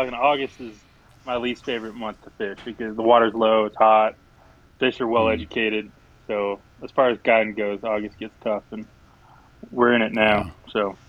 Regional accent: Western Colorado, United States; I grew up in Western Colorado.

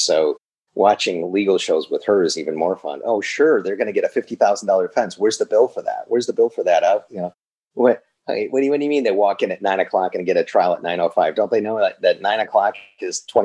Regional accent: Chicago, Illinois, United States; moved away as an adult; now in Los Angeles, United States; I'm not from LA. I'm from Chicago

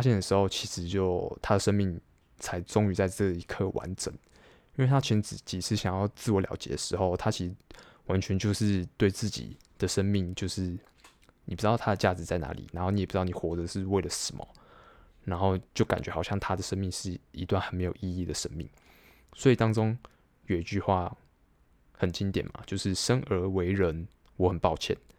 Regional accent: Taiwan; 我自己身为台湾人

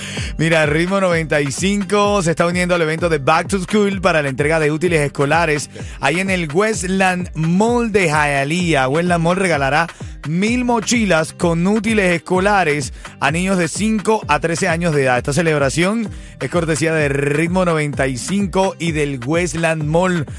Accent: Venezuela; como venezolano

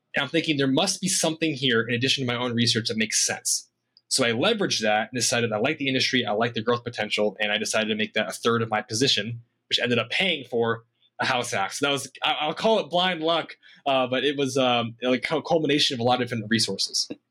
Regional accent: Iowa, United States; moved away as an adult; also born or lived in Boise, Idaho; born and raised in Iowa

